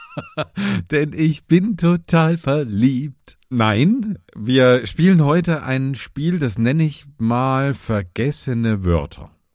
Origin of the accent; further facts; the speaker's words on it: Vogtland, southern Saxony, Germany; in meiner Heimat in in Südsachsen im Vogtland da wo ich geboren bin